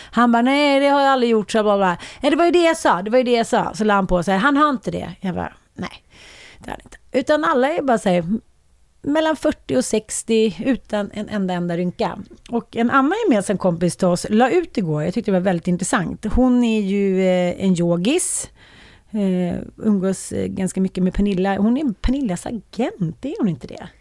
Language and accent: Swedish; Sweden; känner man sig som svensk kvinna